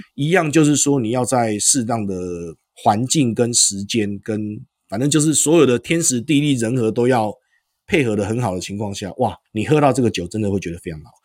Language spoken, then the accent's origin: Chinese; Taiwan; 我们是台湾人啊